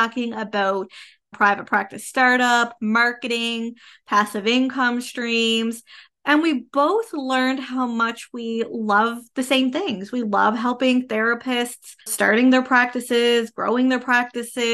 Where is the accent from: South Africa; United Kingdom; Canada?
Canada; I am a Canadian social worker